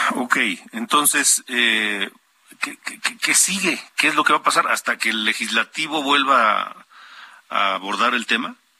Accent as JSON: {"language": "Spanish", "country": "Mexico", "said": "como ciudadanos, como mexicanos"}